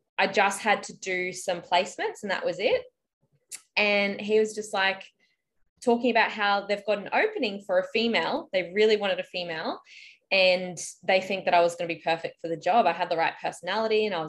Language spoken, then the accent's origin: English; Brisbane, Queensland, Australia; also born or lived in Lismore, New South Wales / Melbourne; I'm from Brisbane and I currently live in Brisbane, but I have lived in Lismore, which is northern New South Wales